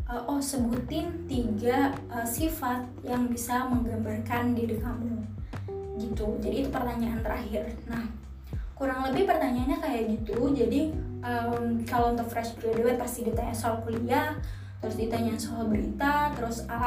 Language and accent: Indonesian; Medan, North Sumatra, Indonesia; oh karena aku dari Medan kan ya, jadi mereka nanya nanti kalau misal kamu beneran keterima uh, kerja di Jakarta kamu tuh mau tinggalnya di mana gitu